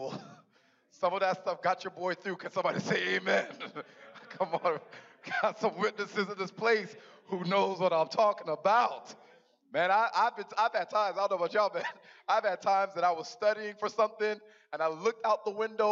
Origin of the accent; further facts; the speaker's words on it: Riverside, Los Angeles, Southern California, United States; moved away; I'm actually born and raised in Southern California